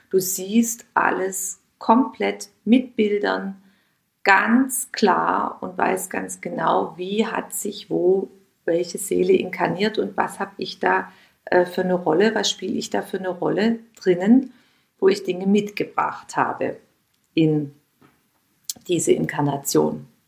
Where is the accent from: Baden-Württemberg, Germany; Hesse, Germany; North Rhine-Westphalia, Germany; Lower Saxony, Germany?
Baden-Württemberg, Germany; Heilbronn; Da gab es zwei kleine, kleine ähm, Lädchen bei uns in meiner Heimatstadt in Heilbronn, wo es dann so eine kleine Auswahl gab an Bio- und Demeter-Angeboten.